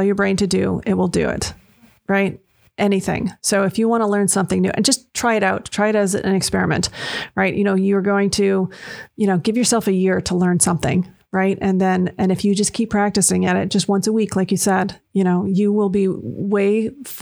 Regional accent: London, Ontario, Canada; moved away as an adult; now in United States; I grew up in London, Ontario

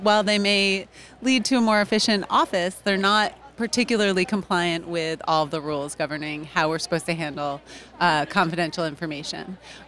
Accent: Atlanta, Georgia, United States; I'm actually from Atlanta, Georgia, and I practice criminal defense.

